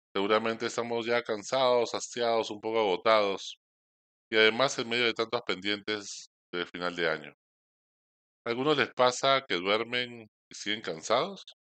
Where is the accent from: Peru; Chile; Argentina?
Peru; Somos peruanos